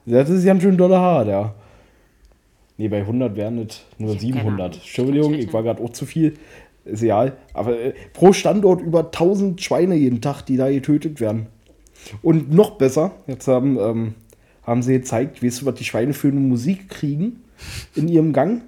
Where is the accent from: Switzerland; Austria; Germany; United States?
Germany; wir Deutschen